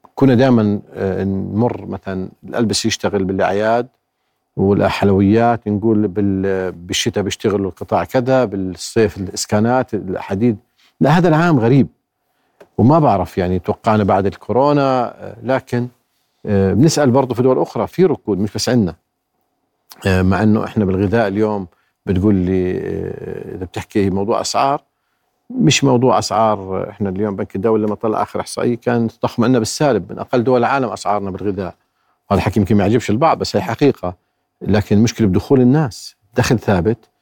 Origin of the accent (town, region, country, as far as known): Jordan